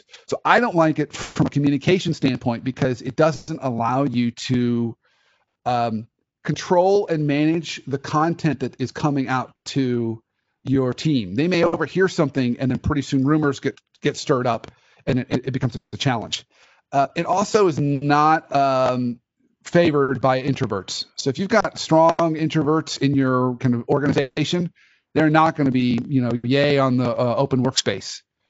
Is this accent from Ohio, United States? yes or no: yes; Dayton, Ohio, United States; born there; Oh my gosh. So I was born in Dayton, Ohio.